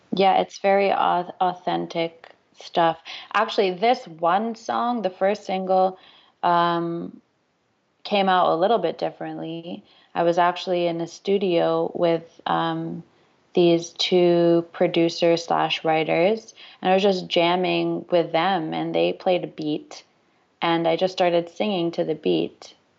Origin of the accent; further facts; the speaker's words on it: Toronto, Ontario, Canada; my hometown in Toronto